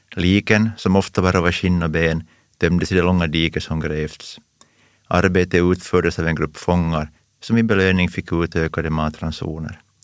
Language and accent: Swedish; Pojo, Uusimaa, Finland; Jag kommer från Pujo, en industrikommun och den enda röda kommunen i hela västra Nyland. Men jag växte upp på landsbygden väster om Pujoviken